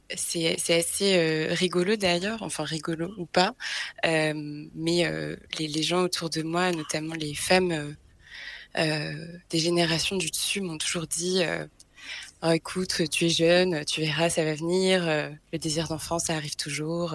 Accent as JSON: {"language": "French", "region": "Brittany", "country": "France", "tie": "born or raised there", "moved": "yes", "lives_now": "Paris, France", "said": "je suis née en Bretagne"}